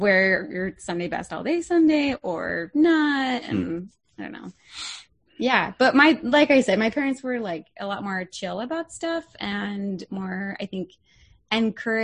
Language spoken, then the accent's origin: English; East Coast, United States; I grew up on the East Coast.